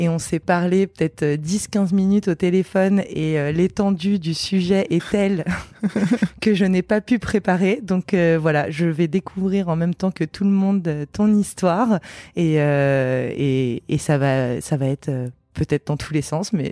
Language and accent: French; Toulouse, Occitania, France; Je viens de Toulouse.